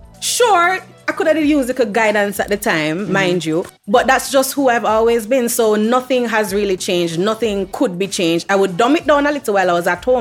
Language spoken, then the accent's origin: English; Kingston, Jamaica; I grew up in Kingston with my mom and my brother.